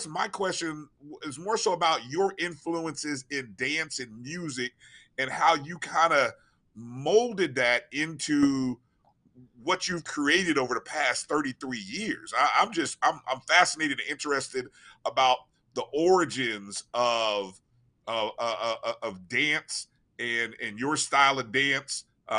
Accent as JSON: {"language": "English", "region": "Midwest", "country": "United States", "tie": "born or raised there", "said": "I grew up in the Midwest."}